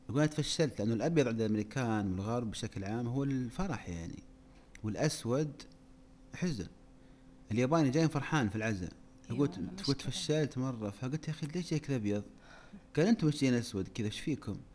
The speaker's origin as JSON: {"language": "Arabic", "country": "Saudi Arabia", "said": "ليت عندنا في السعوديه وحده نبغى نسوي قريه بدون رجال"}